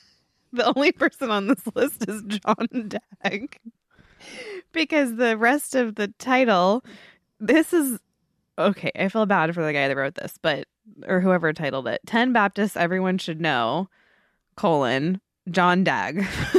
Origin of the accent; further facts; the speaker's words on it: Scotland, United Kingdom; But I want to say that I'm Scottish too.